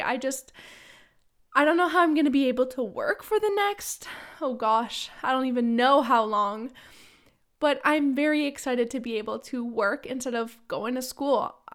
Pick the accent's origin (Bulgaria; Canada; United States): Canada; Ottawa, Ontario; moved away as an adult; now in London; I'm from Ottawa